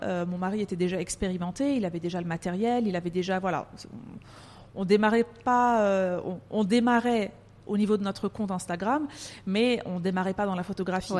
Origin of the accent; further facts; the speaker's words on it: France; moved away as an adult; also born or lived in Paris; now in Dubai, United Arab Emirates; je suis née en France. Euh, j'ai grandi en France. Je suis d'origine turque